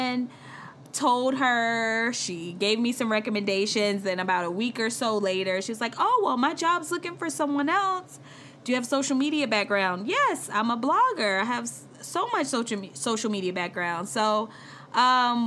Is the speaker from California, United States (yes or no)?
no; South Carolina, United States; moved away as an adult; also born or lived in Charlotte, North Carolina; I'm from South Carolina, a straight up like country girl